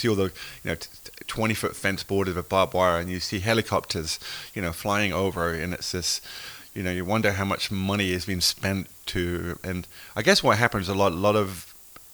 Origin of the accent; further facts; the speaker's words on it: England, United Kingdom; accent: English; moved away as an adult; also born or lived in United States; now in Nantucket, United States; I came to the US in 96, and so I feel like I'm half American now, you know, but I still, you know, from England.